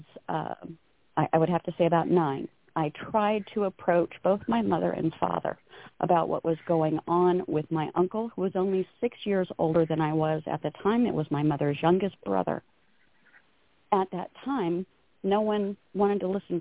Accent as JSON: {"language": "English", "town": "Downey", "region": "California", "country": "United States", "tie": "born or raised there", "moved": "as an adult", "lives_now": "Sacramento, United States", "said": "I was born in Downey, but I was born and raised in L.A. County, California. I have lived in Sacramento these last, my gosh, almost 40-some-odd"}